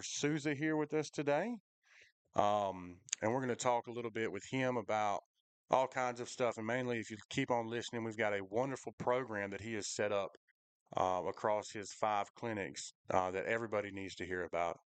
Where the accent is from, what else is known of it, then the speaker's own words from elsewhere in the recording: Macon, Georgia, United States; I definitely grew up in Macon